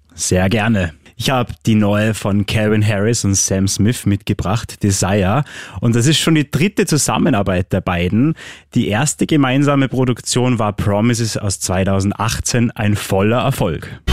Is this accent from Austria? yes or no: yes; Austria; bei uns in Österreich